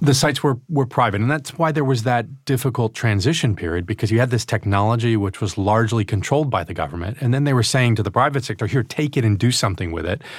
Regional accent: Albany, New York, United States; also born or lived in Glens Falls, New York; upstate New York from Albany

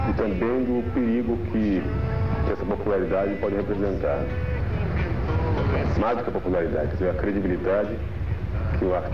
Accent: Rio de Janeiro, Brazil; Eu parte mãe sou entre mineiro e carioca quarto de sete filhos, nasci no Rio de Janeiro, 19 de junho de 44.

